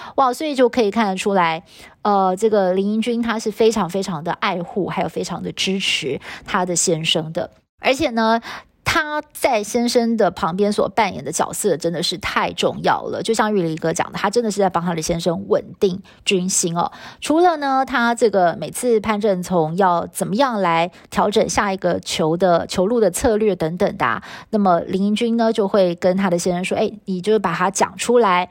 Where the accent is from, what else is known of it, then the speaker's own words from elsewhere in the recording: Taiwan; 是我们台湾的教育体制培养出来的小孩哦